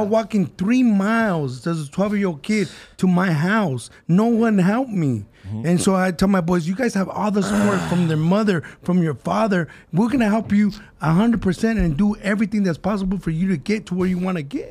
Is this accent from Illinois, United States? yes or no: no; Southern California, United States; We're from Southern California